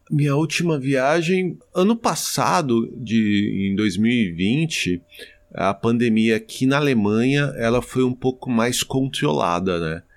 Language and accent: Portuguese; Osasco, São Paulo, Brazil; moved away; Eu sou eu sou de Osasco, né, em São Paulo